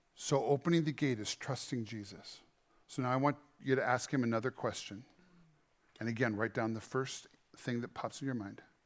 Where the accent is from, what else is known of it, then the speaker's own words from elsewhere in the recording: Montana, United States; We're from Montana.